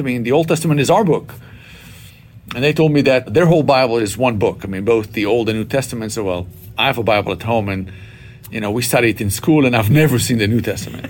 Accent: Israel; moved away; I was born and raised in Israel to uh, what we would call here a traditional Jewish family

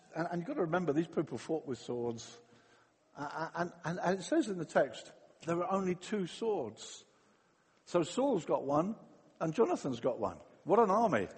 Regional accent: England, United Kingdom

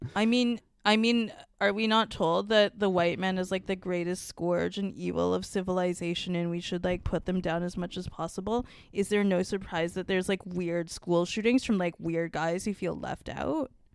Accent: Singapore; I'm, like, not actually even Chinese. I'm from Singapore

